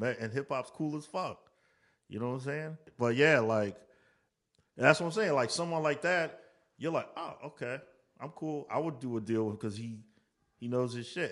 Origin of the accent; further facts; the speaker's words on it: Maryland, United States; I'm a dude from Maryland who got an A and R job